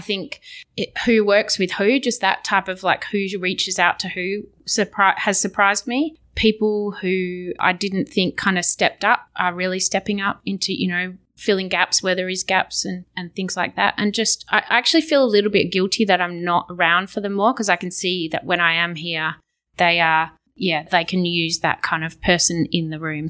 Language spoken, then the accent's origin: English; Australia; accent: Australian; as an Australian